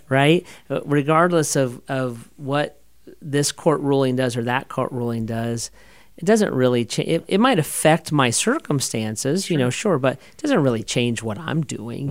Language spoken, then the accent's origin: English; United States; I'm an American